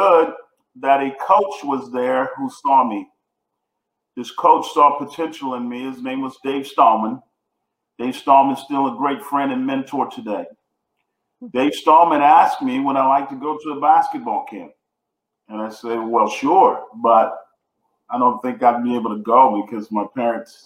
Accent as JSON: {"language": "English", "town": "Houston", "region": "Texas", "country": "United States", "tie": "born or raised there", "said": "I grew up in Houston, Texas, two-bedroom apartment with seven siblings"}